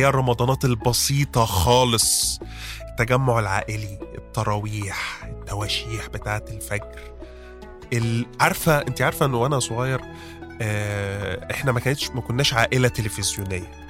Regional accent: Monufia Governorate, Egypt; moved away; أنا من الريف وإلى الآن بروح الريف في المنوفية

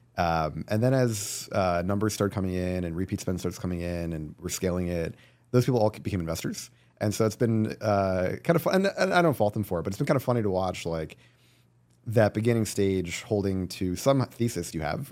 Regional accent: New Jersey, United States; also born or lived in California; now in New York, United States; I grew up in New Jersey

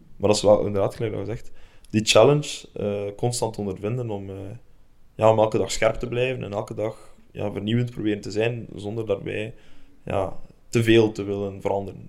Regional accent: Belgium; now in Denmark; wij eigenlijk als Belgen

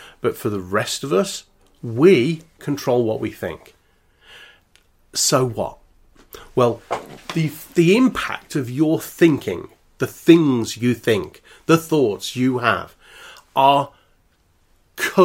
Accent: Birmingham, West Midlands, United Kingdom; I'm from Birmingham.

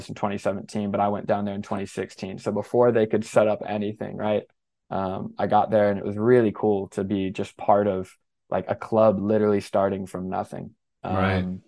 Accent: Southeast, United States; moved away as an adult; I grew up in the Southeast

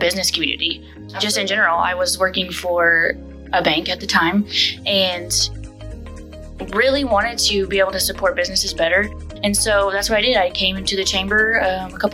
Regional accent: Chickasha, Oklahoma, United States; I was born in Chickasha and I grew up here

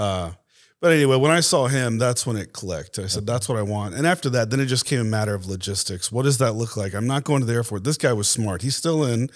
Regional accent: Tampa, Florida, United States; moved away as an adult; now in Dallas, United States; grew up there, went to school, uh, in Tampa

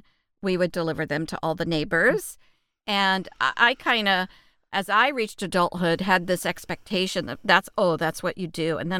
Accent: Texas, United States; We grew up in the Bible Belt of Texas and grew up in church and had a godly mother.

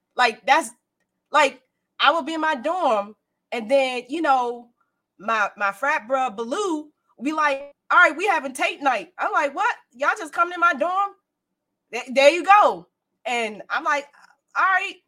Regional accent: Prince George's County, Maryland, United States; also born or lived in Baltimore; I'm from Prince George's County. Bowie is in Prince George's County. Bowie is like 10 minutes from my hometown

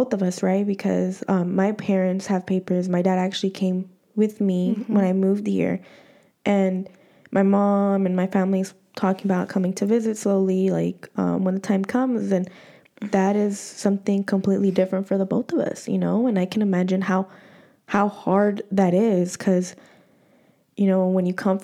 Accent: Los Angeles, California, United States; moved away as an adult; also born or lived in El Salvador; I'm an LA girl

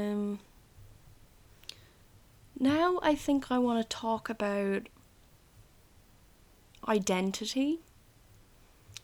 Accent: Ireland; I am Irish, I guess, but it's only a part of me that's Irish

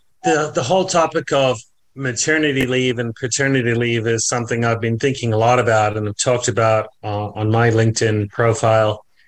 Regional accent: New Zealand; I'm originally from New Zealand, even though the accent seems to have been lost at some point along the road. I am a Kiwi.

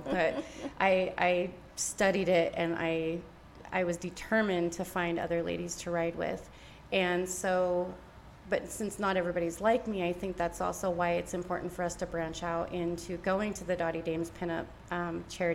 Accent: Iowa, United States; now in Utah, United States; I'm from Iowa

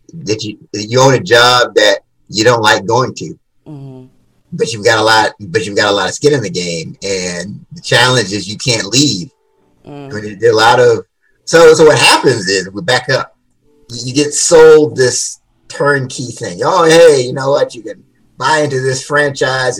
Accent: Washington, District of Columbia, United States; So I grew up in Washington D.C. Yeah, born and raised

